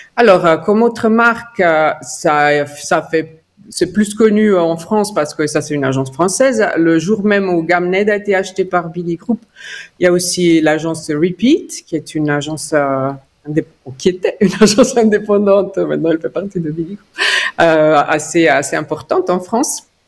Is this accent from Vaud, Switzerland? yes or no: no; Ticino, Switzerland; French is a second language; moved away as an adult; also born or lived in Lausanne / Zurich / United States; je suis d'origine tessinoise avec une maman grisonne. Donc, j'ai grandi au Tessin.